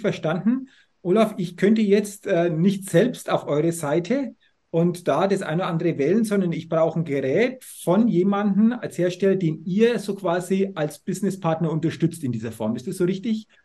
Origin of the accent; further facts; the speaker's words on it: Middle Franconia, Bavaria, Germany; ich komme aus äh, Franken, Mittelfranken. Nürnberg ist 35 Kilometer entfernt.